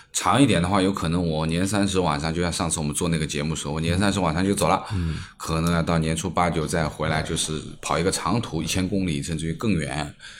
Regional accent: Jiangnan, China; now in Shanghai, China; 其实就是说对于我们江南人来说，其实滑雪是一件蛮奢侈的事情

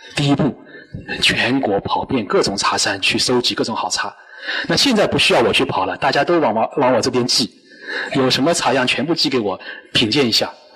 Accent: China; 我们中国人

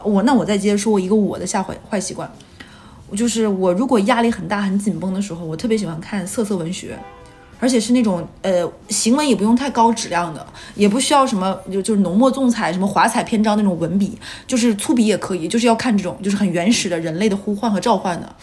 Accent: Northeast China, China; moved away as an adult; 因为东北没有这玩意儿，那个时候老家也没有便利店

